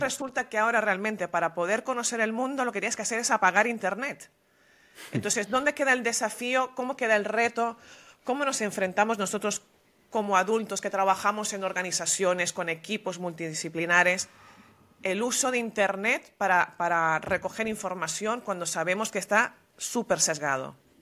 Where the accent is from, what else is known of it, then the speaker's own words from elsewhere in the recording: Venezuela; moved away as an adult; also born or lived in Madrid, Spain; yo nací en Venezuela y de la misma generación